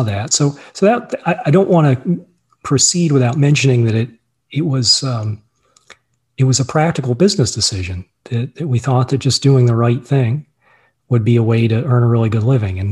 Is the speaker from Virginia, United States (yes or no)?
yes; Virginia, United States; moved away as an adult; also born or lived in Boston, Massachusetts; I grew up in Virginia, and in 1998, I moved up with my wife and my business partner, my brother, John, to buy a bankrupt Subaru dealership just south of Boston.